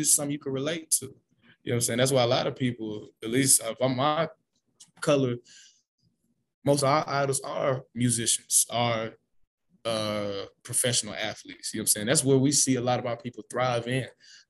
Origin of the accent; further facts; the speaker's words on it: Los Angeles, California, United States; Man, I'm from South Central LA. Gang culture, you know what I'm saying? This is all I know.